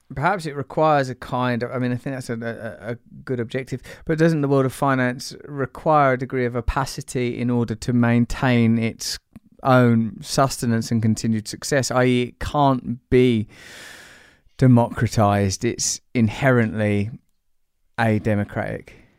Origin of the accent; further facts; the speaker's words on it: England, United Kingdom; I'm English